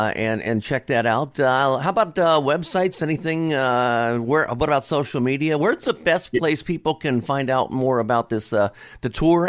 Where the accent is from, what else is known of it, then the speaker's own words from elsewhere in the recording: Cincinnati, Ohio, United States; I'm from Cincinnati.